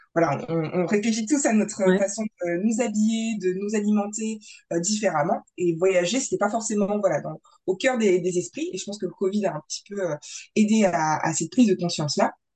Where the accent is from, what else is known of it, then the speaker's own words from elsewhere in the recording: Grand Est, France; nous on vient du Grand Est